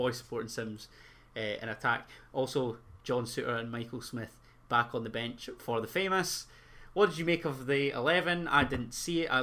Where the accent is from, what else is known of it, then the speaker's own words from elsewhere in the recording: Penicuik, Scotland, United Kingdom; I'm from Pennycook.